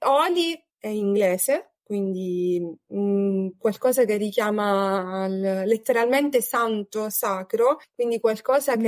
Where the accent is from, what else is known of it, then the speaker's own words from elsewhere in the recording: Sicily, Italy; ho 34 anni, eh, sono siciliana